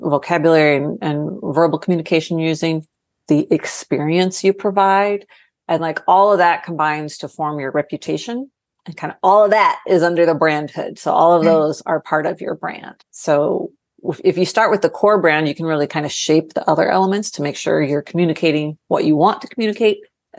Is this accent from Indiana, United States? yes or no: no; Ohio, United States; moved away as an adult; now in Austin, United States; I moved to Austin from Ohio right after I graduated college.